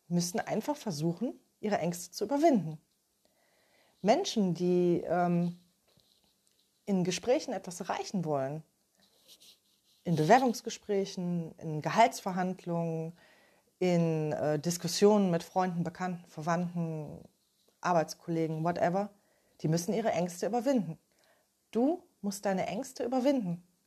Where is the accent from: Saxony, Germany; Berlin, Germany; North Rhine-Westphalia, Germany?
North Rhine-Westphalia, Germany; Ruhr area; Ich komme aus dem Ruhrgebiet